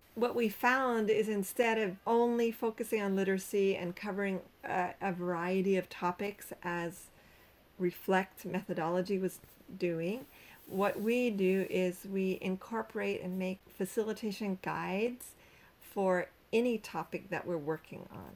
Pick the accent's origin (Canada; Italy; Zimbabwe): Canada; moved away as an adult; now in Cambodia; I'm Canadian